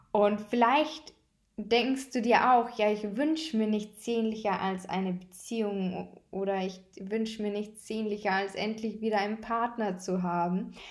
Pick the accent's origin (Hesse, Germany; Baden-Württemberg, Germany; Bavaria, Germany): Bavaria, Germany; Bei uns in Bayern heißt es Fasching.